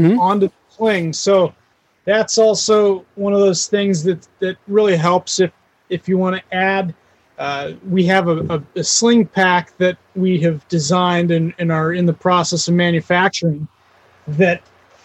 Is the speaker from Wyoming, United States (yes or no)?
yes; Wyoming, United States; I grew up I'm from Wyoming and grew up on a ranching community.